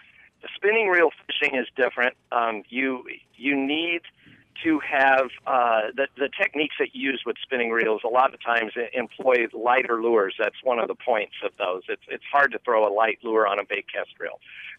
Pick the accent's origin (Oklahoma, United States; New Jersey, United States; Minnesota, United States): Oklahoma, United States; moved away as an adult; now in Iowa, United States; And I remember when I moved to Iowa from Oklahoma as a younger man, 17 years ago